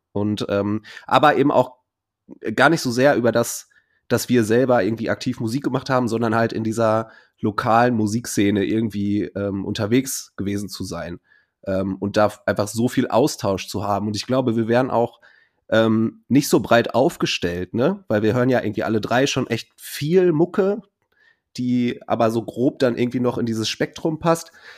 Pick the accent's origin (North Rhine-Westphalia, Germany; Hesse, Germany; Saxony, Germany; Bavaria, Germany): North Rhine-Westphalia, Germany; Ruhr area; bei uns im Pott